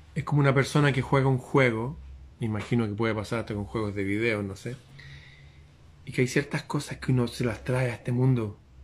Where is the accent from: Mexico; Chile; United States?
Chile; como chileno